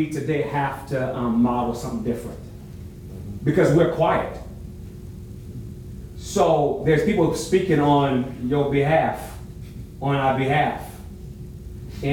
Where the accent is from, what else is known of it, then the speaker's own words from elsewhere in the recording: New York, United States; I grew up in New York